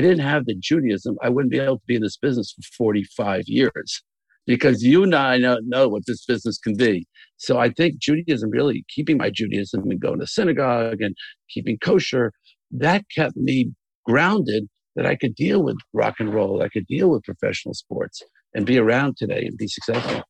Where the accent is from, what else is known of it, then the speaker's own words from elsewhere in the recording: the Catskills, New York, United States; we grew up in the Catskills, we go to camp